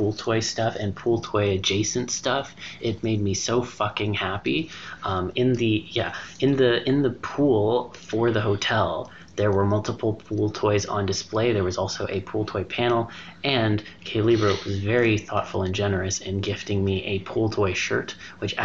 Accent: Canada; I'm a Canadian

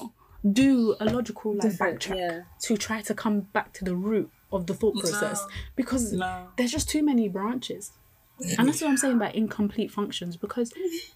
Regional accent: Nigeria; I'm Nigerian, lots of great Nigerian friends

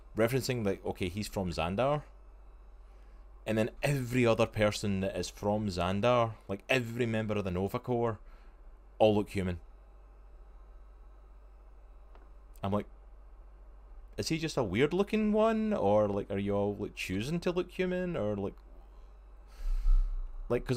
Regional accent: Scotland, United Kingdom; I am Scottish

